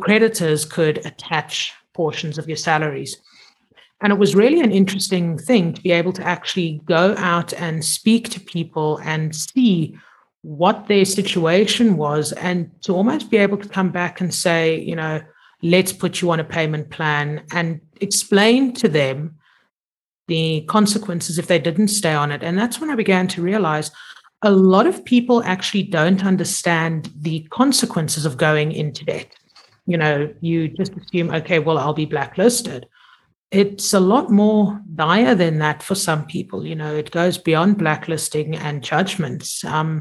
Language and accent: English; Zimbabwe; I grew up in Zim and I grew up in boarding school